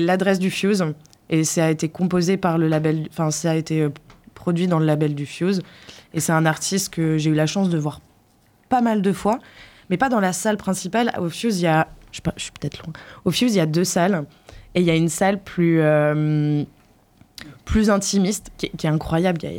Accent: Poitiers, Nouvelle-Aquitaine, France; moved away as an adult; also born or lived in Brussels; quand je suis partie de Poitiers

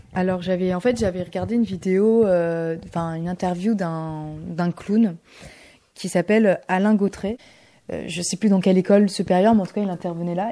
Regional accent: Bordeaux, Nouvelle-Aquitaine, France; also born or lived in Bulgaria; now in Poitiers, France; je, suis de Bordeaux et euh, je me suis installée euh, à Poitiers là depuis l'année dernière. Et je suis suis pas née en France, je suis née en Bulgarie

